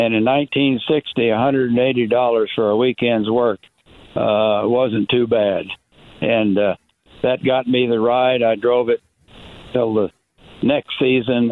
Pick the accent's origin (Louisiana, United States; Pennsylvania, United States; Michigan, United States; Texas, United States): Texas, United States; River Oaks; also born or lived in Kansas; here in River Oaks, my hometown in Texas